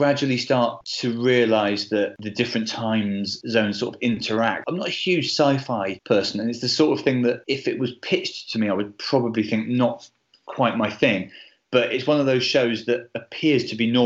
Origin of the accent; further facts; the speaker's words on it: Bristol, South West England, United Kingdom; I grew up in Bristol and ended up being a Bristol City fan.